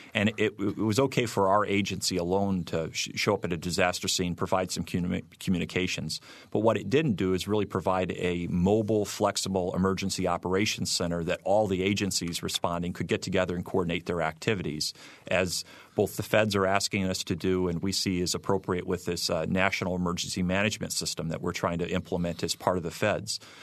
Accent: Michigan City, Indiana, United States; accent: Midwesterner; moved away as an adult; I grew up in Michigan City

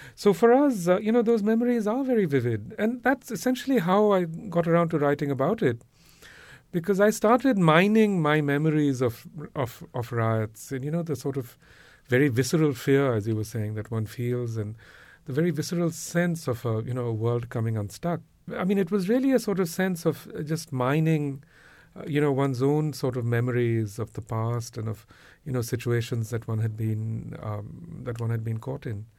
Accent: India; growing up in India

